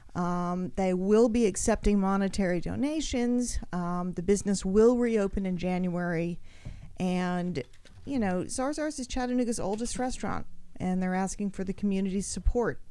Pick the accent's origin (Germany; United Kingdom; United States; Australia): Australia; I grew up in Australia.